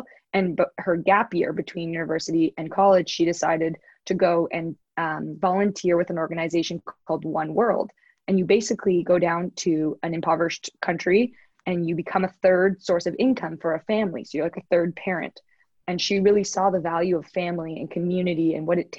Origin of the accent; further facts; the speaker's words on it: Toronto, Ontario, Canada; I grew up in Toronto, Canada.